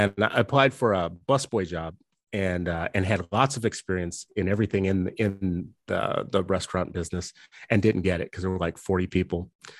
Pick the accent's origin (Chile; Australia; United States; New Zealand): United States; New Orleans, Louisiana; also born or lived in California / Minnesota / Los Angeles; I grew up in, I was born in California. I was there for a few grades, the early grades, moved to Louisiana. So did a portion of elementary, middle, and high school in New Orleans. And did fourth grade in Minnesota and fifth grade in Los Angeles